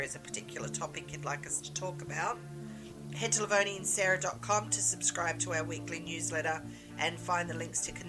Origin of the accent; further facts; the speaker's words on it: Sydney, New South Wales, Australia; being born and raised in Sydney